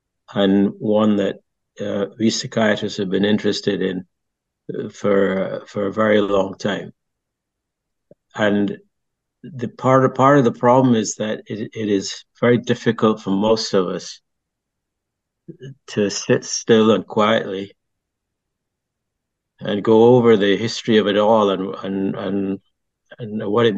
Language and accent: English; Barbados; also born or lived in France; I grew up in Barbados and I grew up in a British society and I came to know the British.